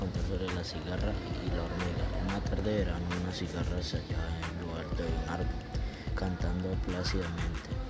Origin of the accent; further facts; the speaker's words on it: Cali, Valle del Cauca, Colombia; tengo 14 años, soy de Cali, estoy en el Colegio Santisal de Hungría